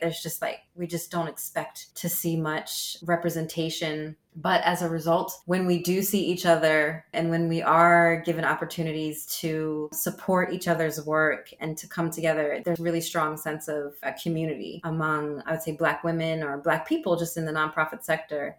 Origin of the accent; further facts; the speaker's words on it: United States; accent: American; moved away as an adult; also born or lived in Amsterdam, Netherlands; now in United Kingdom; as an American and speaking English and having an American accent and a blue passport